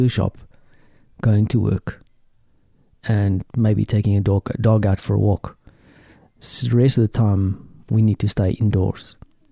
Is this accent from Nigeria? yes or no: no; South Africa; as a South African